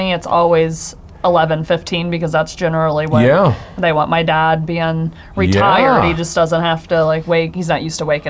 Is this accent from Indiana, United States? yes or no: yes; Greendale, Indiana, United States; I live where I grew up in Greendale